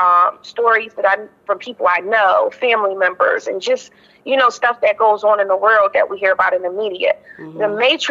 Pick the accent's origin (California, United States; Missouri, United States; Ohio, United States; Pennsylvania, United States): Pennsylvania, United States; Philadelphia; accent: Philly twang; I was born in Uptown, pretty much raised in Uptown, up to my teenage years